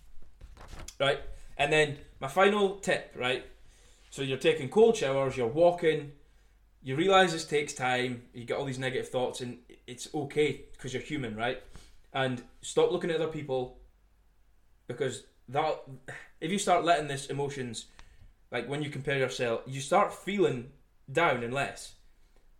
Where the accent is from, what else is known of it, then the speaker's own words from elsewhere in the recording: Scotland, United Kingdom; I am from Scotland